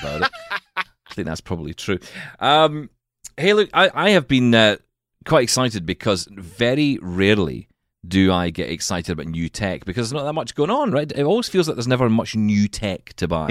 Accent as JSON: {"language": "English", "town": "Glasgow", "region": "Scotland", "country": "United Kingdom", "said": "we're from Glasgow in Scotland"}